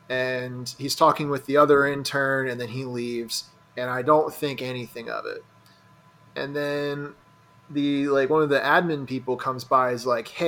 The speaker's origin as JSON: {"language": "English", "town": "Utica", "region": "New York", "country": "United States", "said": "Well, I'm from Utica. I've never heard anybody use the phrase steamed hams."}